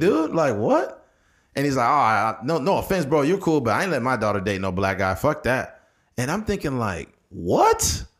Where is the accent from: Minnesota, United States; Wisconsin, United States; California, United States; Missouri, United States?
California, United States; Delano; also born or lived in Bakersfield; I grew up in Delano.